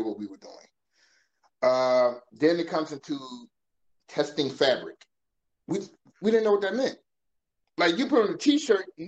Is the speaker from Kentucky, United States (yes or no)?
no; Philadelphia, Pennsylvania, United States; also born or lived in Bronx, New York; now in New York, United States; born and raised in North Philadelphia, attended Shaw University in 1994